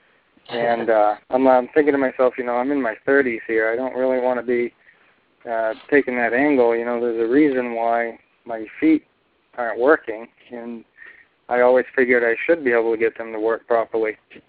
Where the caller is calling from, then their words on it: Bangor, Maine, United States; I'm calling from Bangor, Maine.